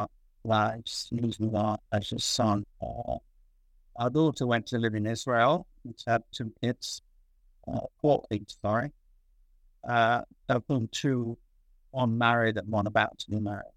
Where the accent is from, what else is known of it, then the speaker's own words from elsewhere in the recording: Manchester, North West England, United Kingdom; also born or lived in Salford / London / United States; born in Salford, near Manchester, in England, 1934